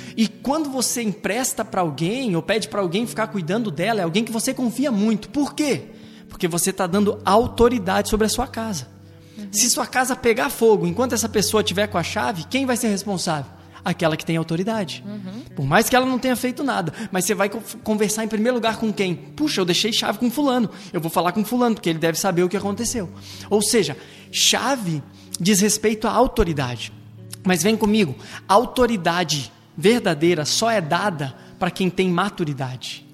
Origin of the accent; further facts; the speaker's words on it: Rio Grande do Sul, Brazil; Minha família é toda gaúcha, eu sou gaúcho.